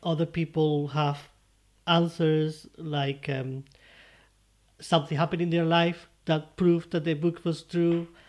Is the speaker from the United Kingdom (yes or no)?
no; Spain; English is a second language; moved away; I'm from Spain